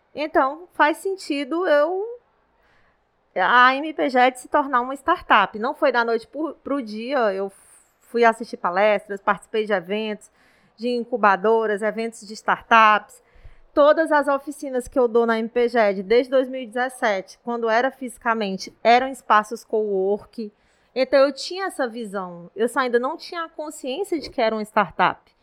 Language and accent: Portuguese; Ceará, Brazil; also born or lived in Brasília; eu sou cearense, sou nordestina, é, moro aqui no, em Fortaleza atualmente